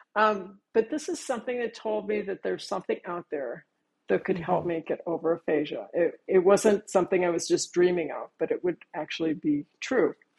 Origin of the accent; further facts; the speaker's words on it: Virginia, United States; I am from Virginia